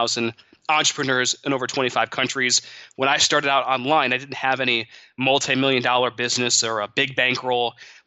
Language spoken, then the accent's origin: English; Monroe, Michigan, United States; I grew up in Monroe, Michigan